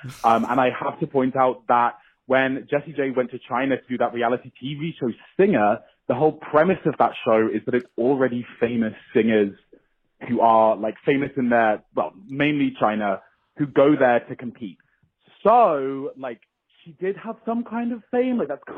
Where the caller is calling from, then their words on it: Dublin, Leinster, Ireland; Hi, I'm calling from Dublin, Ireland.